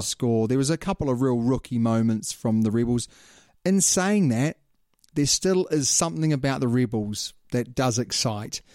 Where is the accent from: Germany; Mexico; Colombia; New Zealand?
New Zealand; I'm a Kiwi